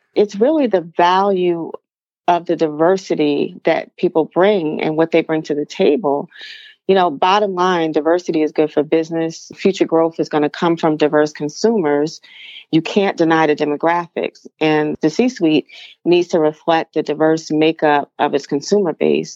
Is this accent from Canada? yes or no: no; East Orange, New Jersey, United States; I grew up in East Orange, New Jersey